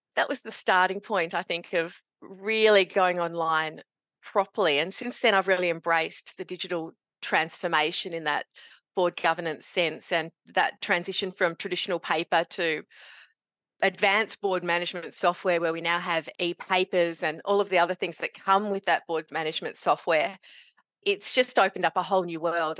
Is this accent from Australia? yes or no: yes; Meekatharra, Western Australia, Australia; moved away as an adult; also born or lived in Kalgoorlie, Western Australia; now in northeast Victoria, Australia; growing up in Meekatharra in central W A, and I did my university in Kalgoorlie.